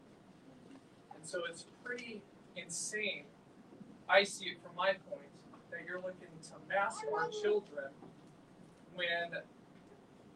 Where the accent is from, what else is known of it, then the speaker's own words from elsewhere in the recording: Yorba Linda, California, United States; I grew up in Yorba Linda.